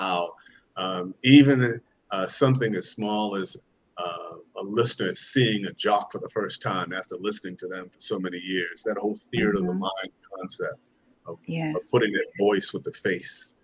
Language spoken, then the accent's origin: English; Boston, Massachusetts, United States; moved away; also born or lived in Chicago; my hometown is Boston, Boston, Mass. Grew up in Roxbury, Dorchester area of Boston